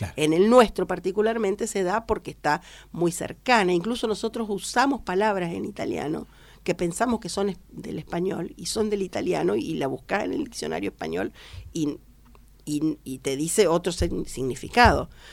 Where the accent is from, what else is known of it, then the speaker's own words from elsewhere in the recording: Rufino, Santa Fe, Argentina; moved away as an adult; now in Villa Mercedes, Argentina; vengo de la provincia de Santa Fe y yo había estudiado en una Dante Ligieri, dependiente de la Dante de Ligieri de Rosario, eh, soy de Rufino